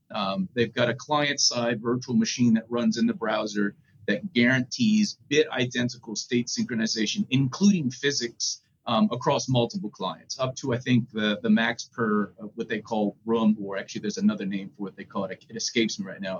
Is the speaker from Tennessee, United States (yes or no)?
no; New Orleans, Louisiana, United States; growing up in New Orleans